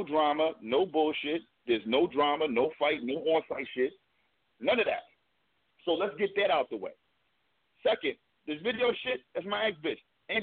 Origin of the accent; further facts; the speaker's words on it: Brooklyn, New York, United States; born there; I was born in Brooklyn.